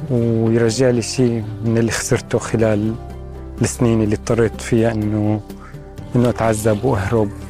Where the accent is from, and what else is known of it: Syria; moved away